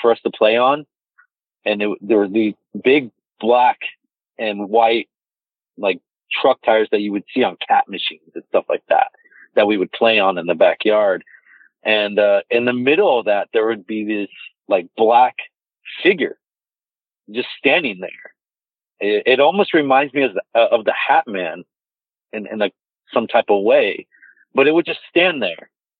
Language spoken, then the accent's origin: English; Mesa, Arizona, United States; I've lived here in Mesa, Arizona my entire life.